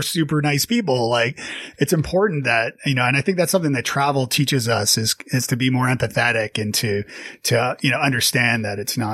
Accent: Toronto, Ontario, Canada; now in Nashville, United States; Canadian. I'm from Toronto originally, and I live in Nashville, Tennessee now

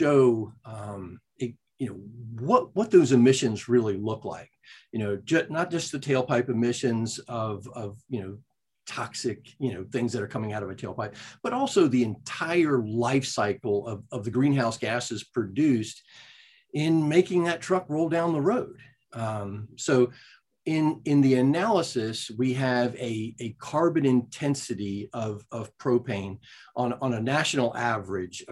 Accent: South Carolina, United States; my home state, South Carolina

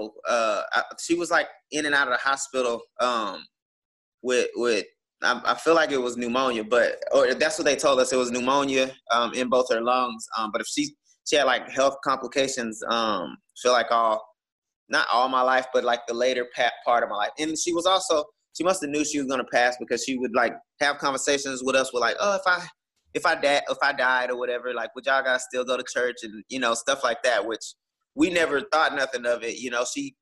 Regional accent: Houston, Texas, United States; I was coming from Houston

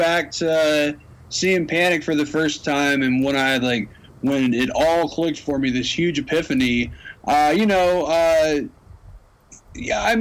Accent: Knoxville, Tennessee, United States; now in Colorado, United States; I'm from Knoxville.

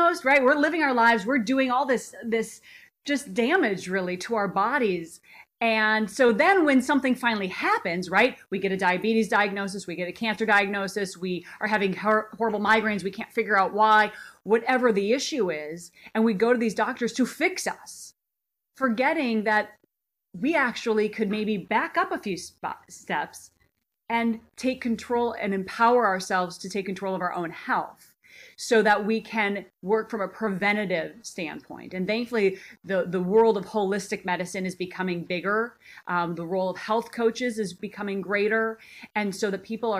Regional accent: Minnesota, United States; moved away as an adult; now in Los Angeles, United States; I grew up in Minnesota, land of the cow

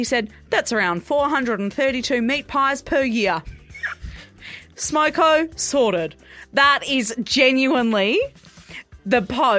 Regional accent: Perth, Western Australia, Australia; now in Melbourne, Australia; I am from Perth.

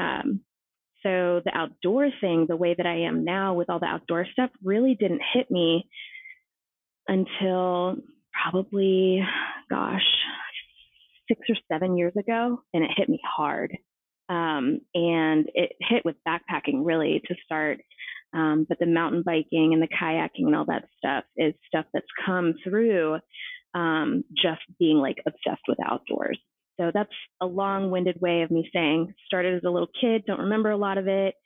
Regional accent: San Francisco, California, United States; moved away; I'm originally from San Francisco.

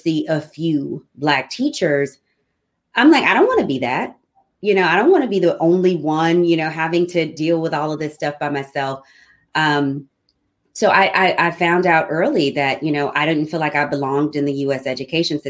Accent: Alton, Illinois, United States; also born or lived in United Arab Emirates; I came back home. I'm from Alton, Illinois, 5 hours south of Chicago.

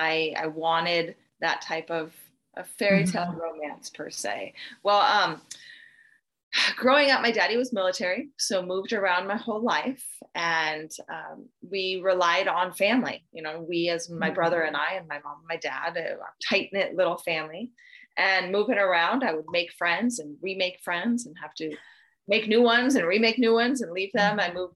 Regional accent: Idaho, United States; born there; I was born in North Idaho to two loving parents.

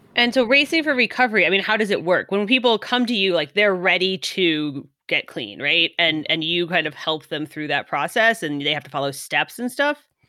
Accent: California, United States; I'm from California

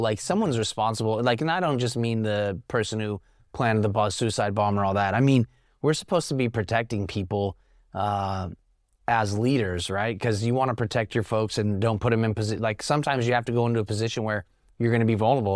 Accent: Sacramento, California, United States; also born or lived in Stockton, California; I was born and raised right here in Northern California. Uh, I was born in Stockton. I graduated high school at Grant here in Sacramento.

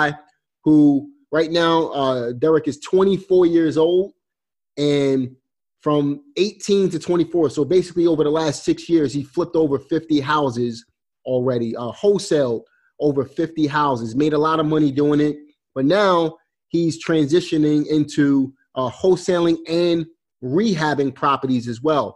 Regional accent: New York City, New York, United States; I'm from Brooklyn

